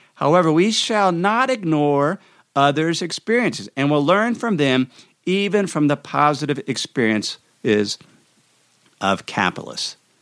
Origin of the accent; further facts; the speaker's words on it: United States; as an American citizen